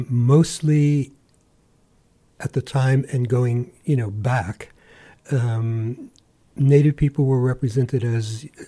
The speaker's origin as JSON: {"language": "English", "region": "New York", "country": "United States", "tie": "born or raised there", "moved": "as an adult", "lives_now": "Alaska, United States", "said": "I grew up in New York. And, you know, I come from an immigrant family."}